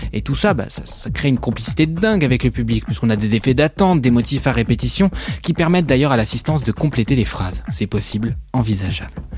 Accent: Switzerland; je suis suisse

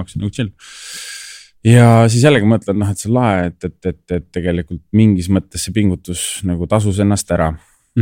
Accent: Tallinn, Harju County, Estonia; ma olen kasvanud ja elanud Tallinnas

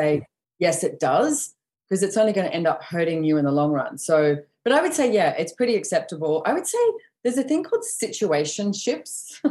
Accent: Sydney, New South Wales, Australia; now in Sunshine Coast, Australia; I was born and bred in Sydney

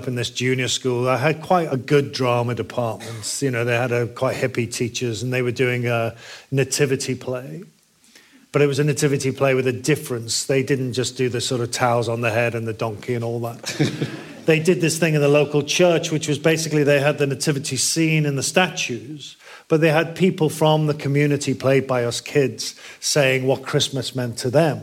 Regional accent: Liverpool, North West England, United Kingdom; I grew up in Liverpool

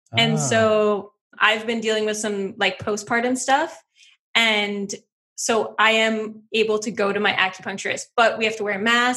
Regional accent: Wisconsin, United States; I grew up in Wisconsin in the middle of nowhere

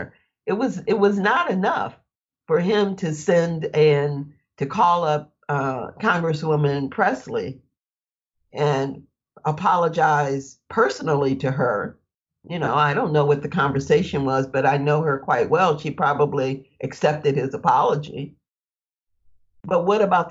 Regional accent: Flint, Michigan, United States; I grew up in Flint, Michigan

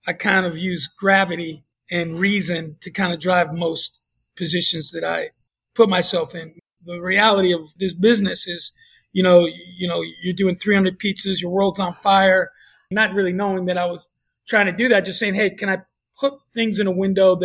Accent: New York, United States; moved away; growing up in New York

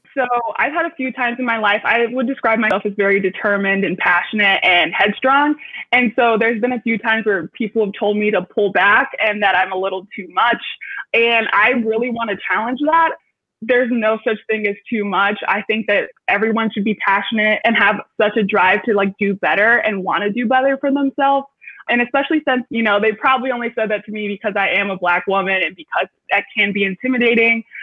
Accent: Detroit, Michigan, United States; moved away as an adult; now in Chicago, United States; I'm from Metro Detroit, even though I am currently in Chicago

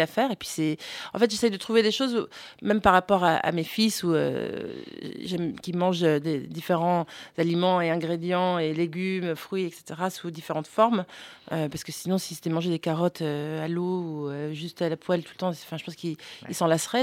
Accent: Florida, United States; now in France; j'ai grandi alors en Floride

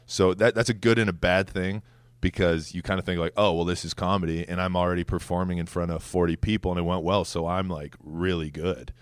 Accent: Edmonton, Alberta, Canada; moved away as an adult; also born or lived in Twin Cities, Minnesota; now in New York City, United States; I was born in Edmonton, but I, I lived back and forth between Edmonton and the Twin Cities in Minnesota

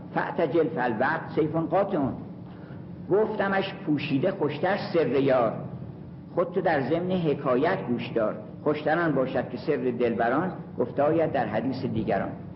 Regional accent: Kurdistan, Iran; کرد هستم

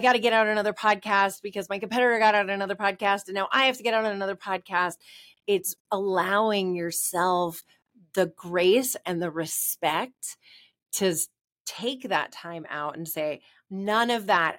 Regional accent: New York, United States; we're New Yorker

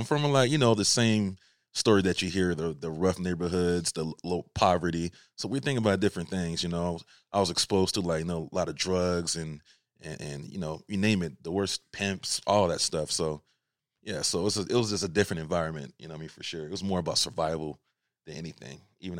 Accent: Albany, Georgia, United States; I'm originally from Albany, Georgia, small little city.

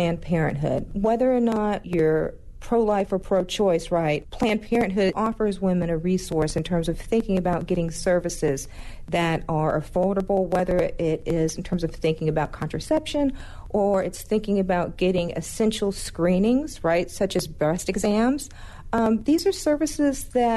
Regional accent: North Georgia, United States; I was a 14-year-old girl that was growing up in North Georgia

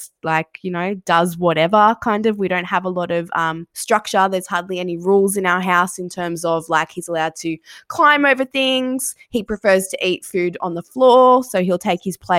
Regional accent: Sydney, New South Wales, Australia; moved away as an adult; now in Geelong, Australia; I'm from Sydney. I don't have family here.

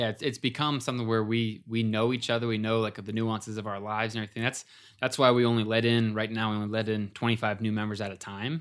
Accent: Ohio, United States; we were buddies from growing up in Ohio

